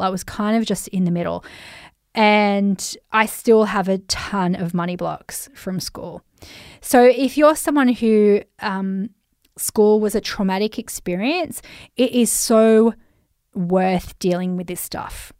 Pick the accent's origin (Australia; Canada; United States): Australia; Central Coast of New South Wales; accent: Australian; also born or lived in Sydney; I'm Australian, if you haven't heard my accent, mate. I'm Aussie, mate. Uh, but I grew up in Sydney, for starters. I went to D Y primary school. And then I moved to the Central Coast of New South Wales.